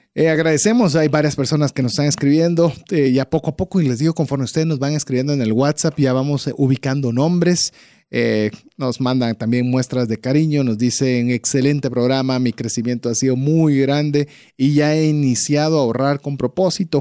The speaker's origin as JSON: {"language": "Spanish", "country": "Guatemala", "said": "como guatemaltecos"}